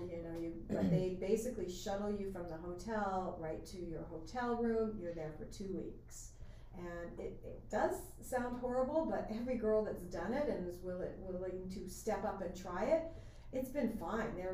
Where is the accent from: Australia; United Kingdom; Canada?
Canada; remember I'm Canadian, so that's why I say North America.